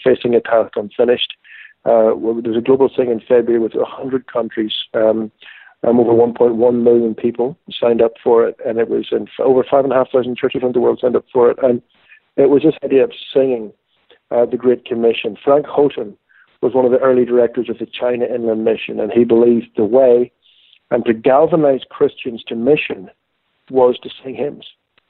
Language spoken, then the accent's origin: English; Ireland; Well, I grew up in Ireland